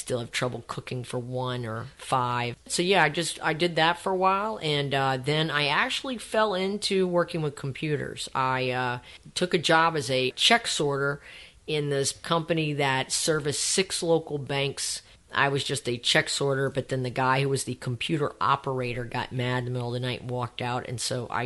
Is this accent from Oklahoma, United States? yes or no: no; across the lake from New Orleans, Louisiana, United States; moved away; I grew up mostly across the lake from New Orleans when it was a small town.